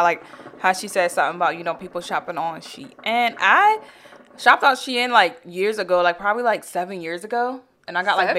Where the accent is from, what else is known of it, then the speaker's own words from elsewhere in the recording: Tennessee, United States; But I'm from Tennessee.